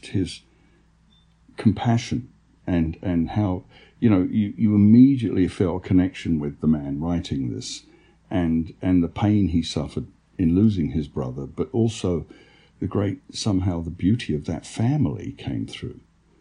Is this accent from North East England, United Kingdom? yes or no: no; London, United Kingdom; now in United States; growing up in London, there's more talk of paranormal experience in England than I've noticed in the United States.